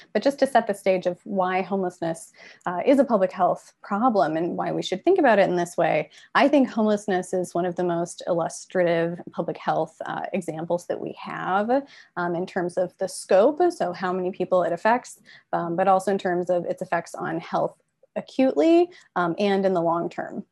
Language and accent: English; Midwest, United States; I'm from the Midwest